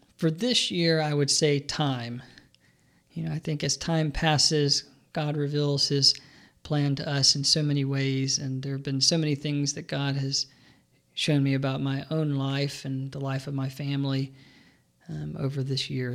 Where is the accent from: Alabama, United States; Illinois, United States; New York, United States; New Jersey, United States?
Alabama, United States; Birmingham; I grew up in Birmingham, Alabama